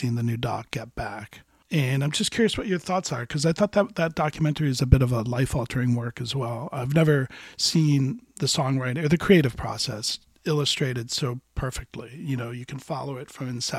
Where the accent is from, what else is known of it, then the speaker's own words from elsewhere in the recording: Miami, Florida, United States; down there in my hometown